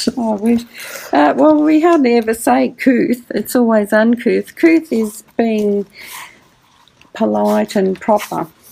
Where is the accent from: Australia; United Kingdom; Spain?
Australia; I was born here and I hmm. couldn't speak English when I arrived